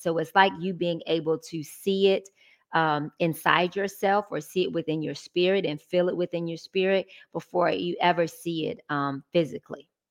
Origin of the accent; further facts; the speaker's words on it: Atlanta, Georgia, United States; Original Georgia Peach. Born and raised